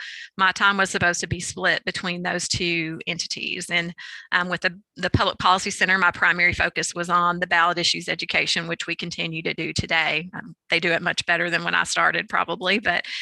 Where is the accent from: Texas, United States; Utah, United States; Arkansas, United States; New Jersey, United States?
Arkansas, United States; moved away as an adult; also born or lived in Madison, Wisconsin; I grew up in Arkansas, so I was in state